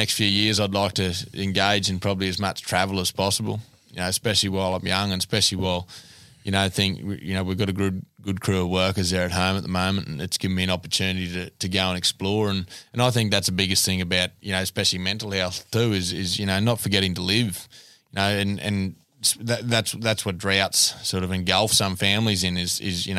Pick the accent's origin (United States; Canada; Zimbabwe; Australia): Australia; Texas, Queensland; I'm from Texas